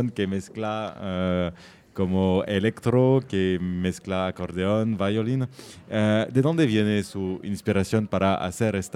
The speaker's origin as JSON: {"language": "French", "country": "Argentina", "tie": "born there", "said": "je suis né juif en Argentine."}